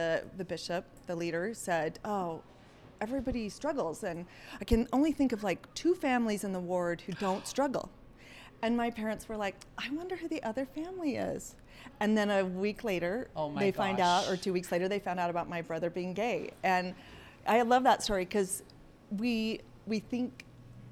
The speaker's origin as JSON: {"language": "English", "town": "Salt Lake City", "region": "Utah", "country": "United States", "tie": "born or raised there", "also_born_or_lived": "Northern California", "said": "I grew up in Salt Lake. Okay. Most of us were born in California, but my parents moved here when I was little."}